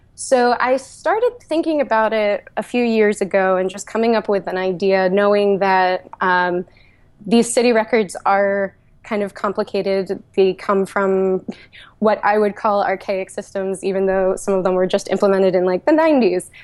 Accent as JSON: {"language": "English", "town": "Levittown", "region": "Pennsylvania", "country": "United States", "tie": "born or raised there", "said": "I grew up in Levittown, just on the outskirts of Philly"}